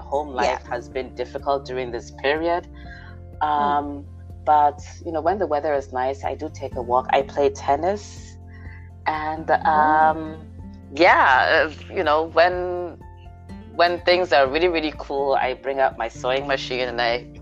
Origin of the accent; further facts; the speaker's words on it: Nigeria; also born or lived in United States / Austria; now in Germany; I was born in the U.S. Grew up in Nigeria.